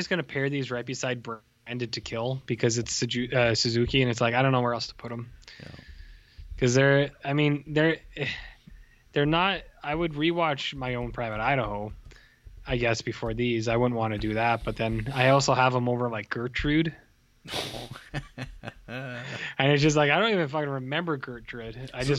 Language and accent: English; Canada; As a Canadian person